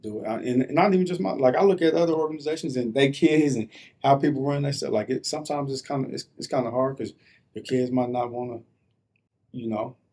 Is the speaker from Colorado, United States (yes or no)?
yes; Denver, Colorado, United States; also born or lived in New Jersey; I was born in New Jersey, but moved to Denver when I was about 6, 7